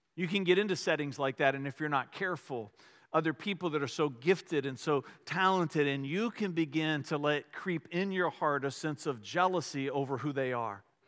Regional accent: Richmond, Virginia, United States; I grew up in Richmond

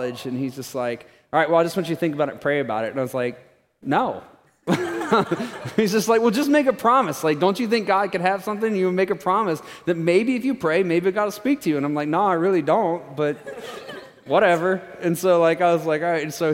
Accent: Florida, United States; moved away as an adult; we're from Florida. We lived in Florida a long time

